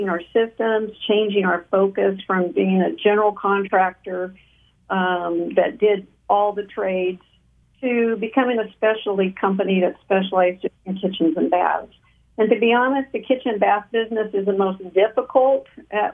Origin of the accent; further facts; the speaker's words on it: Taft, California, United States; I am a native of Kern County, born and raised in Taft